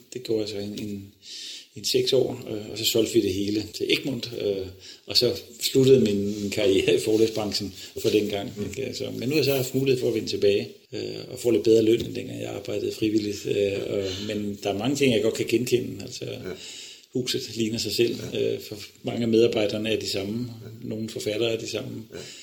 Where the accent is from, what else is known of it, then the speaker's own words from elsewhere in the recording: Odense, Southern Denmark, Denmark; moved away; jeg kommer fra Odense, og øh, min far var direktør for tekniske skoler i Odense